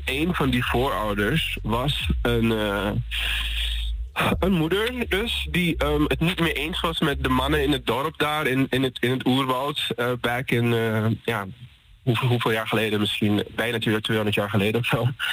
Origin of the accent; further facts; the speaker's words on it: Paramaribo, Paramaribo District, Suriname; ik kom dus uit, uit, uit, de hoofdstad Paramaribo